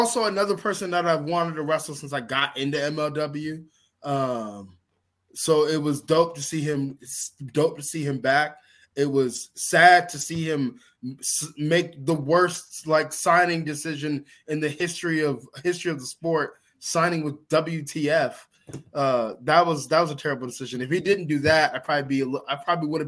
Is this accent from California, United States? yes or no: no; Georgia, United States; here in my home state in Georgia